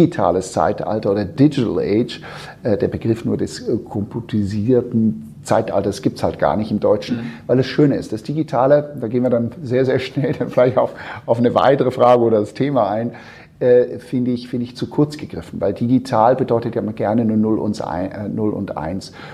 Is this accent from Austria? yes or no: no; Switzerland; moved away as an adult; also born or lived in United States; now in Hamburg, Germany; ich bin äh, gebürtiger Schweizer, das hört man zum Teil nicht mehr, aber ich bin tatsächlich die ersten 20 Jahre, Jahre in, der, in der Schweiz aufgewachsen und äh, habe dann später in den Staaten studiert